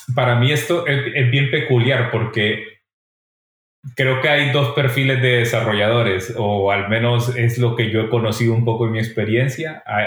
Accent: El Salvador; now in Barcelona, Spain; Yo soy de El Salvador y vivimos dos terremotos en el 2001

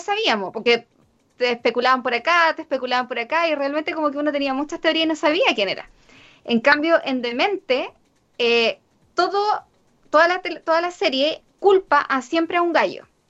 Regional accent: Chile; nosotros que somos chilenos y somos tan poquitos

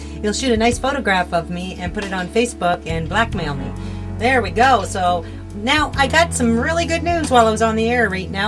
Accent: the Maritimes, Canada; moved away as an adult; now in Ontario, Canada; I'm from the Maritimes, just moved to Ontario.

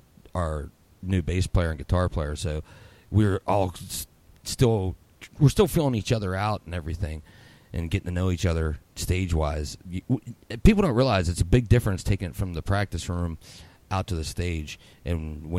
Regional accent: Katanning, Pennsylvania, United States; now in Lisbon, United States; I was originally from Katanning, kind of like Fenelton, in between Katanning and Butler. But Katanning, I call it. You know, I'm always going to be a K-Town guy. But right now, I'm in Lisbon, Ohio, which ain't too far from Elwood City.

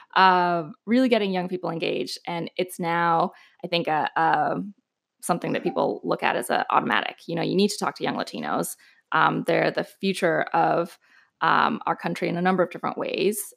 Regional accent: El Paso, Texas, United States; moved away as an adult; also born or lived in New York / Austin / Washington, D.C.; I am, um, originally from the border, from El Paso, so native Texan

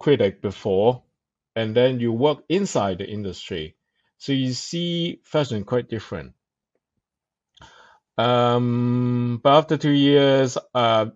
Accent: Hong Kong; moved away; I come from Hong Kong and then I start on newspaper

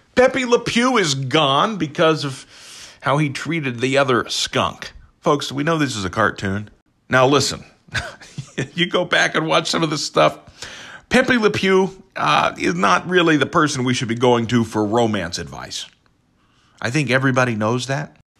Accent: United States; as an American

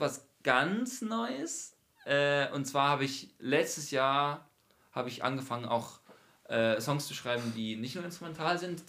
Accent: Mannheim, Baden-Württemberg, Germany; moved away as an adult; now in Frankfurt, Germany; haben wir eine Band, die heißt …. Wir sind aus Mannheim

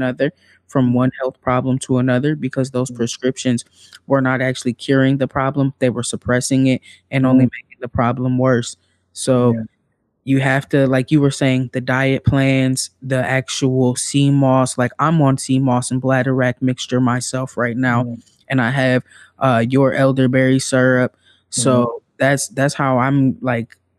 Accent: Midwest, United States; I'm from the Midwest

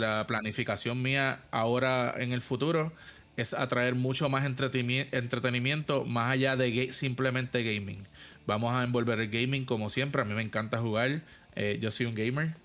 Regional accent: Puerto Rico; mis compañeros puertorriqueños

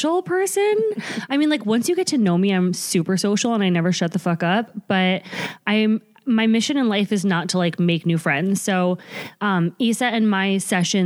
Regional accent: Bergen County, New Jersey, United States; We're both from New Jersey. We're both from the same county in New Jersey, but different towns

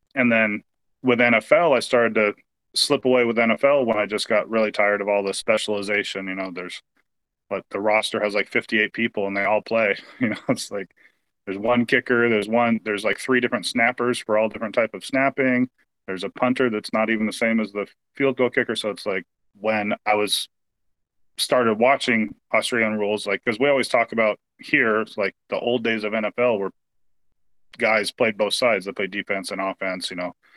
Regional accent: Portland, Oregon, United States; now in Vancouver, United States; I was born and raised in Portland, Oregon.

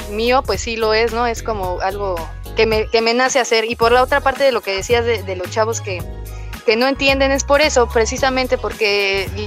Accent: Coacalco, State of Mexico, Mexico; also born or lived in Lindavista; Bueno, de Coacalco, Estado de México.

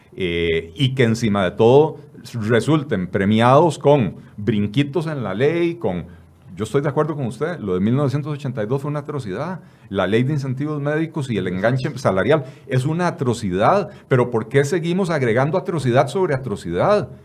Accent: Costa Rica; somos todos los costarricenses

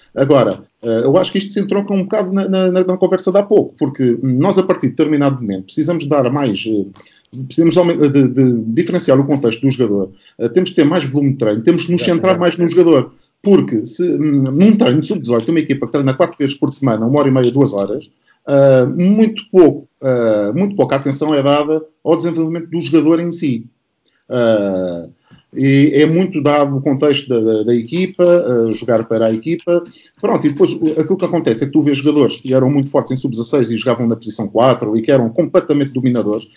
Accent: Setúbal, Portugal; also born or lived in Barreiro; eu originalmente sou de, de Setúbal e, e do Barreiro

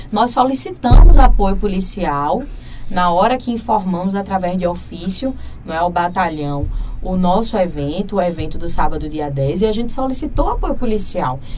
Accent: Brazil; Então é a hora que nós, enquanto brasileiros que somos e que apoiamos o presidente Lula, que a gente retribua também isso.

